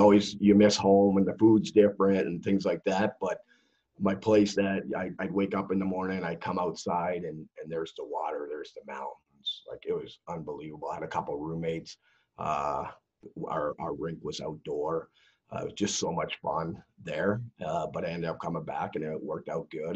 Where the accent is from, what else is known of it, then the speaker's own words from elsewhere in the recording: Mississauga, Ontario, Canada; I grew up in Mississauga, Ontario, Canada.